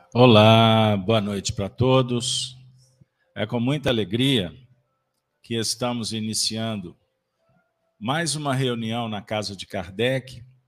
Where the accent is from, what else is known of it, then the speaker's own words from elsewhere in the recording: Minas Gerais, Brazil; como um bom mineiro